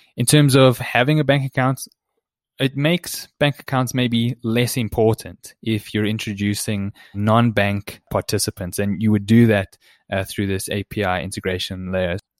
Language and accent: English; South Africa